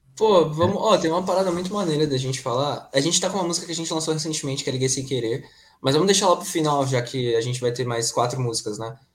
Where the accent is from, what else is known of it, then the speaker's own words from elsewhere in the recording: ABC, São Paulo, Brazil; ele tem um conservatório aqui em São Bernardo do Campo, que a gente é do ABC